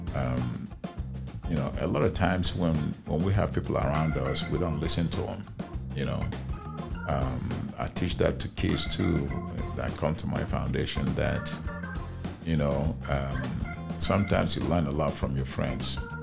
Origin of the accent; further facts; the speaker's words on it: Nigeria; moved away as an adult; now in United States; my hometown in Nigeria